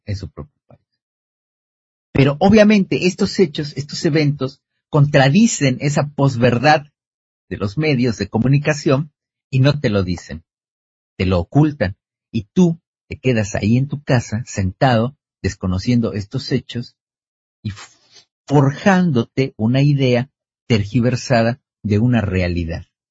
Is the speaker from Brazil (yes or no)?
no; Argentina